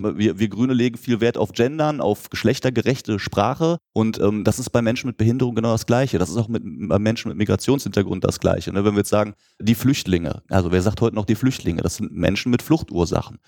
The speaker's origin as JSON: {"language": "German", "town": "Lüdinghausen", "region": "North Rhine-Westphalia", "country": "Germany", "tie": "born or raised there", "said": "in Lüdinghausen in meiner Heimatstadt"}